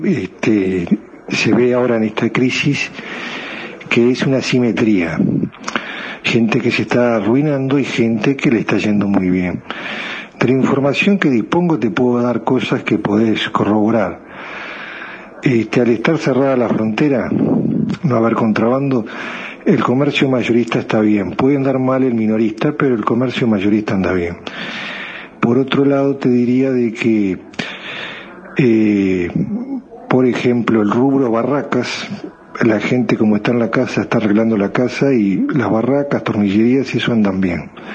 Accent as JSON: {"language": "Spanish", "region": "Rivera", "country": "Uruguay", "said": "soy acá de Rivera"}